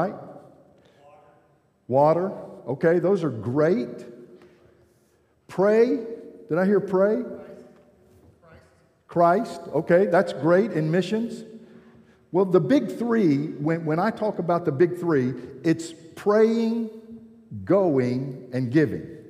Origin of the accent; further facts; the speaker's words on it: Georgia, United States; I'm from Georgia